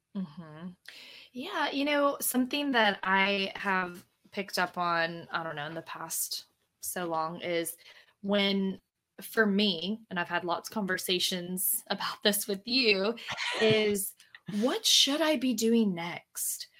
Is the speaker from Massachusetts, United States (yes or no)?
no; Louisiana, United States; moved away; I am from Louisiana, I'm from the South, and people, you know, a lot of mm. people from where I'm from have never like left